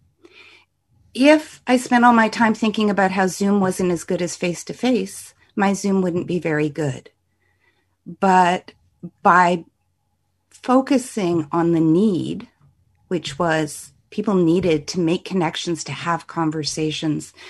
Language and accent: English; Canada; I'm a Canadian